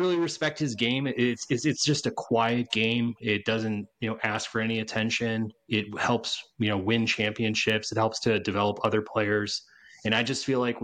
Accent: Chicago, Illinois, United States; I'm from Chicago

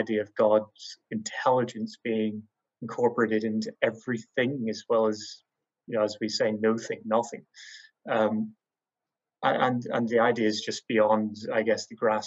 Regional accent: Northern Ireland, United Kingdom; growing up in Northern Ireland

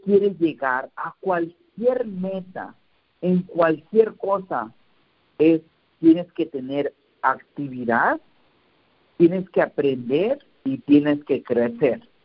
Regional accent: Santiago Apóstol, Oaxaca, Mexico; moved away; ir donde yo nací, en la casa donde yo nací en Oaxaca, en ah, Santiago Apóstol.

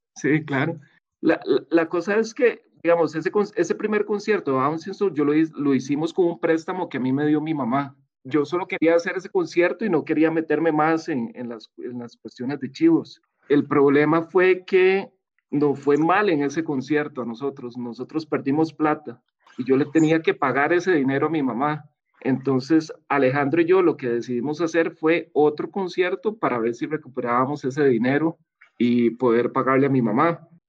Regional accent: Montelimar, San José, Costa Rica; yo crecí en Montelimar

